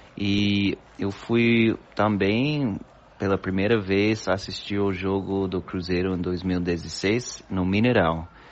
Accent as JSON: {"language": "Portuguese", "country": "United States", "also_born_or_lived": "Buenos Aires, Argentina", "second_language": "Portuguese", "moved": "yes", "said": "sou americano, gringo dos Estados Unidos"}